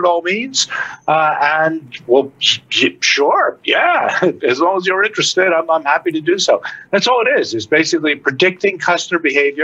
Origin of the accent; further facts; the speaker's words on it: New York, United States; as a kid growing up in New York